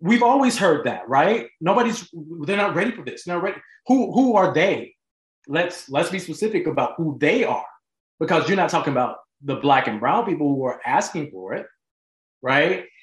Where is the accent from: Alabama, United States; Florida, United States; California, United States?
Alabama, United States; Montgomery; moved away; also born or lived in Los Angeles; I grew up in Montgomery, Alabama, home of the Civil Rights Movement